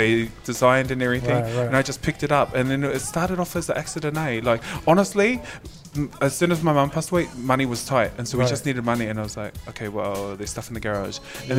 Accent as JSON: {"language": "English", "town": "Logan", "region": "Queensland", "country": "Australia", "said": "I was like, mate, I'm just from Logan."}